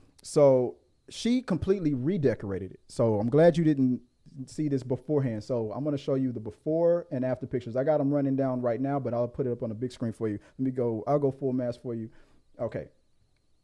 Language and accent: English; Louisiana, United States; moved away; When I go back home, sometimes take me back to Louisiana. You'll hear my accent come out a lot